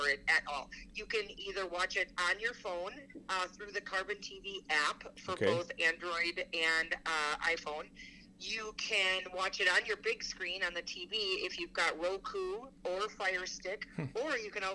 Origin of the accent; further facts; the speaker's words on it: Wisconsin, United States; I grew up in Wisconsin, home of AMS